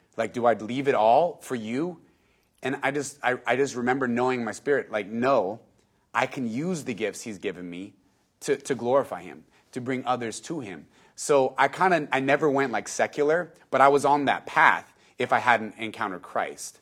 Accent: San Antonio, Texas, United States; born and raised in San Antonio, Texas.

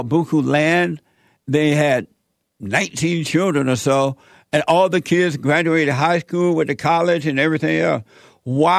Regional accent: Alabama, United States; I grew up in Alabama

